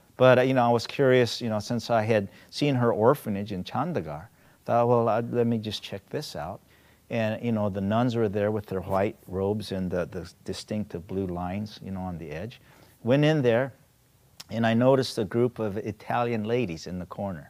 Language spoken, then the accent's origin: English; South Korea; now in United States; I'm Korean American, you know, originally from Korea